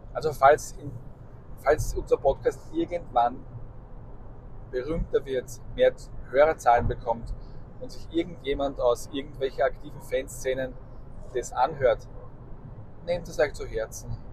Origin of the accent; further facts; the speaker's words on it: Austria; bei uns in Österreich